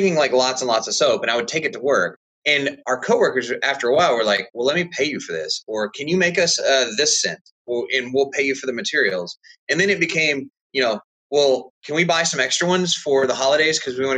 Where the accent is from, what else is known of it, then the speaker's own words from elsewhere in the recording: Texas, United States; now in Indiana, United States; we're originally from Texas, and my whole family's been there for generations and generations